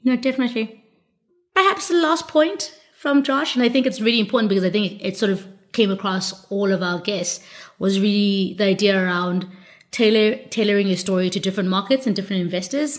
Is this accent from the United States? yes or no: no; South Africa; as an African, as as South African specifically